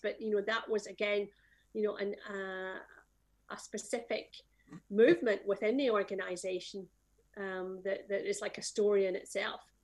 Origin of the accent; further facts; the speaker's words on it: Scotland, United Kingdom; I am from Scotland